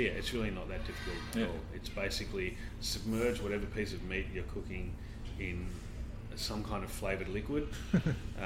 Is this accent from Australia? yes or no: yes; Sydney, New South Wales, Australia; my experience from growing up in Sydney